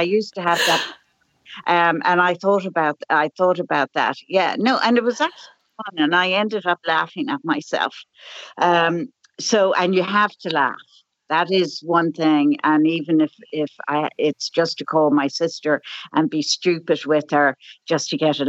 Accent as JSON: {"language": "English", "town": "Dublin", "region": "Leinster", "country": "Ireland", "tie": "born or raised there", "also_born_or_lived": "United States", "moved": "as an adult", "said": "And you probably can tell by my accent that I've been out of Ireland. I grew up here in Dublin and I lived in America for 43 years and I returned 3 years ago."}